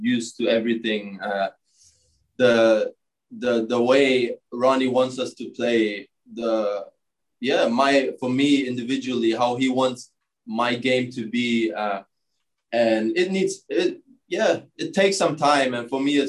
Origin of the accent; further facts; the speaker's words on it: Germany; moved away as an adult; now in United States; growing up in Germany